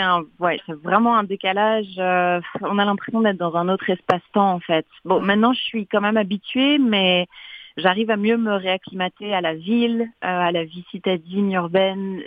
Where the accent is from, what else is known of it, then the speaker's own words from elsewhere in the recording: Paris, Île-de-France, France; also born or lived in Montreal, Canada; je suis née à Paris, euh, en France